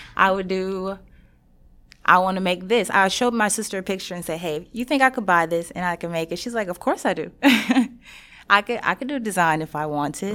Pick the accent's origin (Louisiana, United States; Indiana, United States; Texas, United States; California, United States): Louisiana, United States; Shreveport; I'm from Shreveport